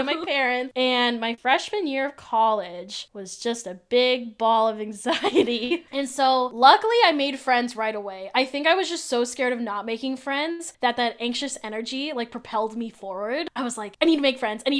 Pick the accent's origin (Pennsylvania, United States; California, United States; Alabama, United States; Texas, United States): California, United States; Ventura County; I'm originally from Ventura County, which is an hour and a half north of Orange County